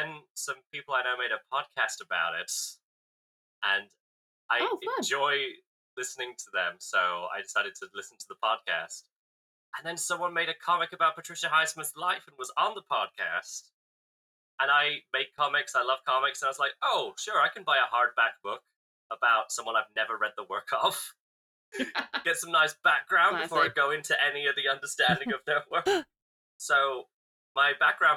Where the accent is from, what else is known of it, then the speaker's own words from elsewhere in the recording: United Kingdom; I'm British